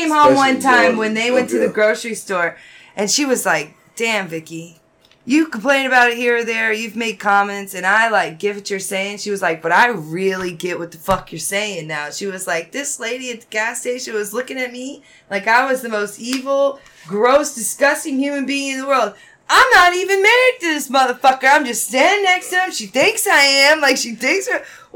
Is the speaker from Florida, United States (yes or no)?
yes; Florida, United States; moved away as an adult; growing up in Florida, It was a very diverse place